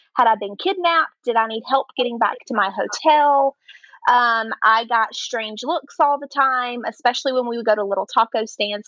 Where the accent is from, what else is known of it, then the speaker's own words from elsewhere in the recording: North Carolina, United States; accent: Southern; also born or lived in Alabama; now in Mexico; I'm originally from North Carolina, born to a um, Southern Baptist pastor.